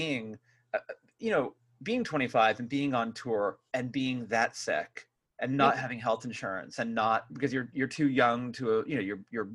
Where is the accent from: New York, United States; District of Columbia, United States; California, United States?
California, United States; Bay Area; I grew up here in the Bay Area as a punk rock kid